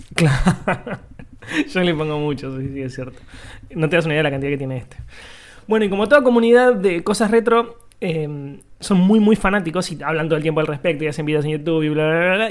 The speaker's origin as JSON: {"language": "Spanish", "town": "Quilmes", "region": "Buenos Aires Province", "country": "Argentina", "tie": "born or raised there", "said": "yo durante muchos años en mi infancia, en Quilmes, cuando todavía vivía allá"}